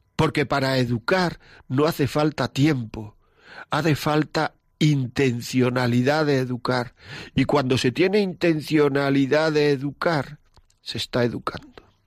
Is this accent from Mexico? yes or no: no; Granada, Andalusia, Spain; moved away; de Granada, de mi tierra